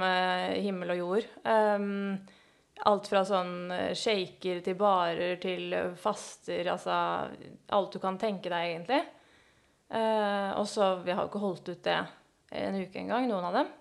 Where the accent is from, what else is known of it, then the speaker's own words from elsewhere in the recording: Oslo, Norway; født og oppvokst i Oslo. Eh, faktisk bodd innenfor Oslo hele mitt liv.